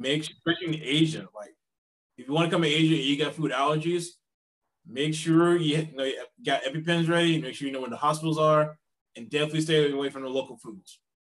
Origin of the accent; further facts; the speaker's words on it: South Carolina, United States; moved away as an adult; now in South Korea; I'm from South Carolina